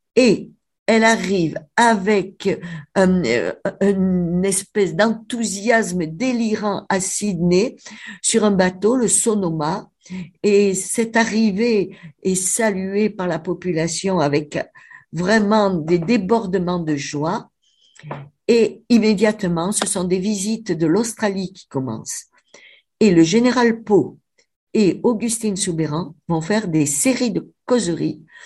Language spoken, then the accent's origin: French; Avignon, Provence-Alpes-Côte d'Azur, France; now in Cévennes, France; je suis avignonnaise en fait, hein, ça s'entend mon accent